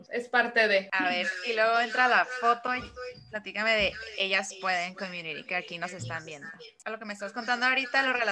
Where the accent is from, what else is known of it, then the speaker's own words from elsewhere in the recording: Mexicali, Baja California, Mexico; now in Tijuana, Mexico; yo soy de Mexicali, me vine a Tijuana para